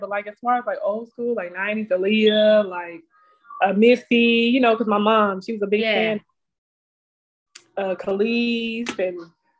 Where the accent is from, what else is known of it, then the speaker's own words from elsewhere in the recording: Texarkana, Texas, United States; I'm originally from Texarkana, Texas. It's the country. Like, it's probably like 2.5 hours out of Dallas.